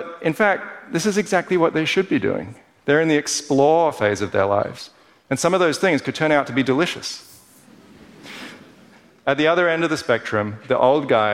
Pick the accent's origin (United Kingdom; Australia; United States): Australia; Perth, Western Australia; Growing up in Perth as an overly cerebral kid